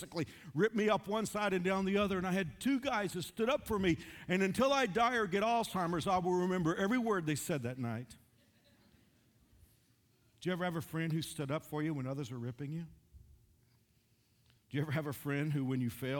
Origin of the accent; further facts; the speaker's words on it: Dallas-Fort Worth area, Texas, United States; now in Wichita, United States; I'm from the Dallas-Fort Worth area.